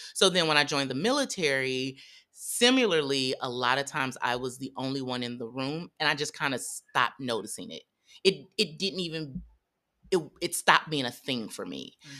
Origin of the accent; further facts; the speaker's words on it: St. Louis, Missouri, United States; I'm from Saint Louis, Missouri, pretty conservative